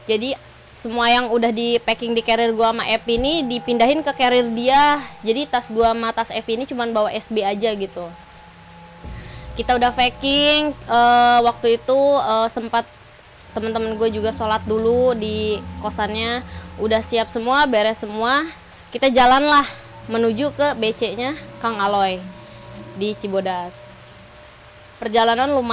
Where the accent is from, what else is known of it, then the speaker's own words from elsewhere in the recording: Bekasi, West Java, Indonesia; gue dari Bekasi.